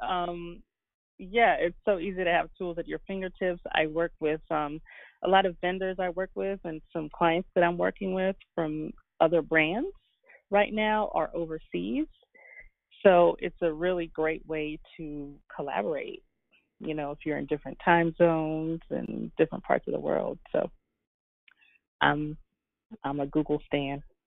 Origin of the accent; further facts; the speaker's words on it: Guyana; I was born in Guyana in the Caribbean